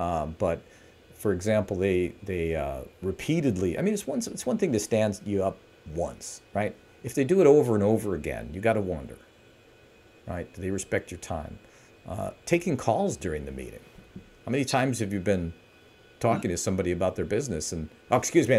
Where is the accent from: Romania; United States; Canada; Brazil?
United States; Milwaukee, Wisconsin; I'm like from Milwaukee. It's my Milwaukee voice.